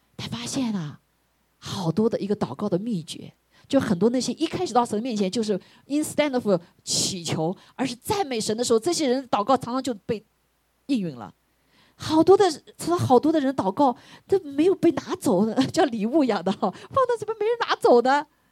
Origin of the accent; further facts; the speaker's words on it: China; 我们中国人